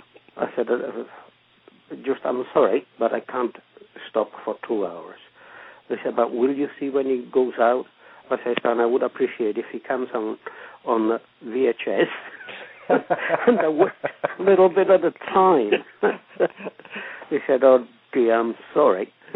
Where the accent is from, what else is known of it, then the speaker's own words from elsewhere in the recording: Italy; moved away as an adult; Well, I came from Italy to get work, and I got work here.